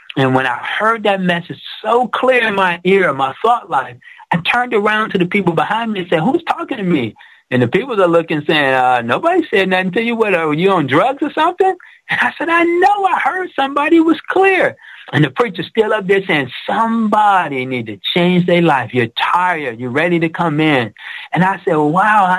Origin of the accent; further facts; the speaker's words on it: Detroit, Michigan, United States; I grew up in Detroit where it was Motown, the Auto City